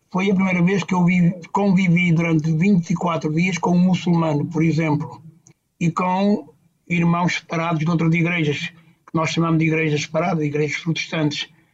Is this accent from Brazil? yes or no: no; Tocha, Centro, Portugal; moved away as an adult; now in Mozambique; Eu nasci no Hospital Rubisco Paz, na Tocha, ali perto de Cantanhede, e vivi ali na creche algum tempo